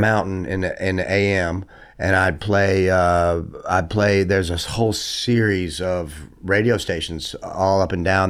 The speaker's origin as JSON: {"language": "English", "region": "the South", "country": "United States", "accent": "southern", "moved": "yes", "said": "having a southern accent"}